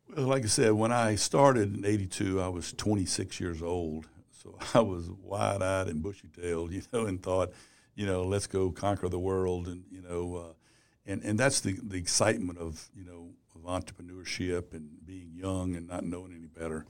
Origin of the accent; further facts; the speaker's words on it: Baton Rouge, Louisiana, United States; Baton Rouge. It's my hometown, Louisiana